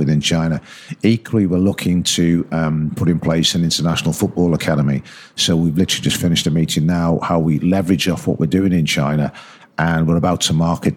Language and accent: English; Liverpool, North West England, United Kingdom; I was born in Wavertree. You know, I'm a Scouser